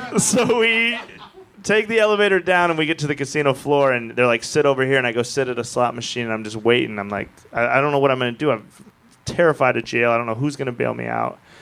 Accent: Wyoming, United States; I'm from Wyoming

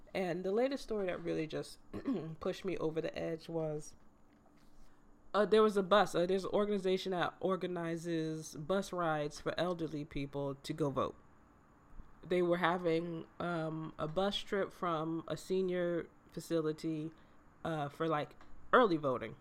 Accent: United States; as an American

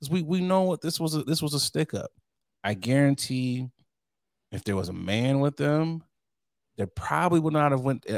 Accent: United States; I'm an American.

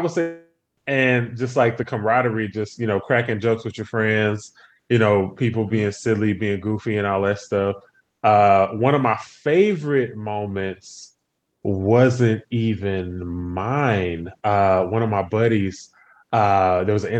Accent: Humble, Texas, United States; I'm from Humble, which is just outside of Houston

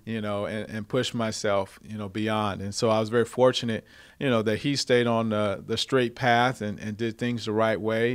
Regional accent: Cerritos, California, United States; I grew up in Southern California here in Cerritos area

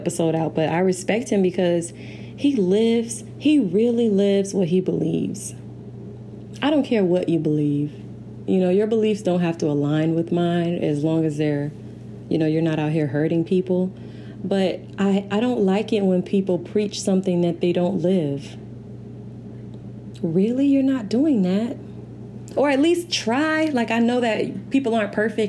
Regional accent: St. Petersburg, Florida, United States; I'm from St. Pete, Florida. Florida girl

